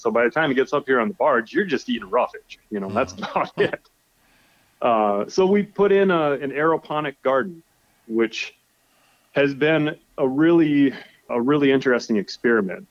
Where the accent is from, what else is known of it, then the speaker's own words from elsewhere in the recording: South Dakota, United States; moved away as an adult; now in Alaska, United States; I grew up a farmer in South Dakota